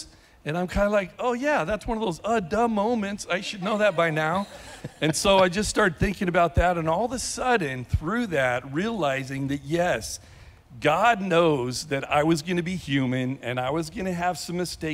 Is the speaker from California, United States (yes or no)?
yes; California, United States; also born or lived in Bend, Oregon; now in Lake Havasu City, United States; I'm from California